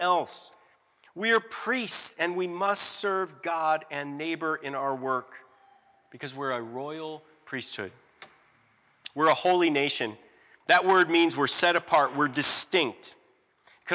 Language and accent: English; Georgia, United States; in my hometown of Georgia